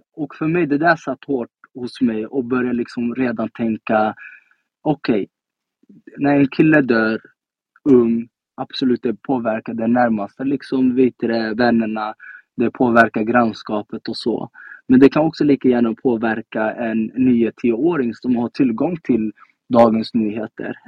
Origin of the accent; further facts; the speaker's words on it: Stockholm, Stockholm County, Sweden; also born or lived in Rinkeby; Jag är uppvuxen i Tensta. Um, kommer alltid vara Tenstabarn oavsett var jag tar vägen.